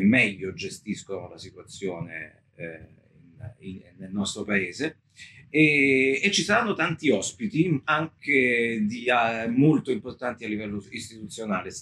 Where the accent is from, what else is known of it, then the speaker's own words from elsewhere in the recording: Naples, Campania, Italy; me che sono napoletano